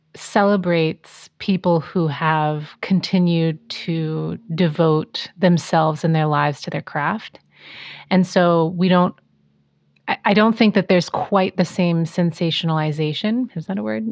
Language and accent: English; Pacific Northwest, United States; now in Los Angeles, United States; I grew up in the Pacific Northwest